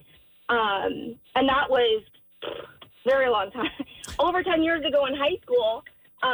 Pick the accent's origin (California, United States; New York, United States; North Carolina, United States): New York, United States; moved away; So I'm actually from New York.